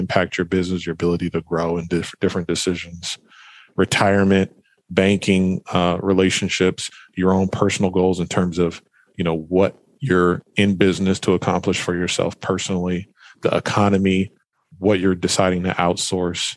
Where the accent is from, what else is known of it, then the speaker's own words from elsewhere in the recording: Fresno, California, United States; moved away as an adult; also born or lived in Portland, Oregon; I'm originally from Fresno, California, born and raised there.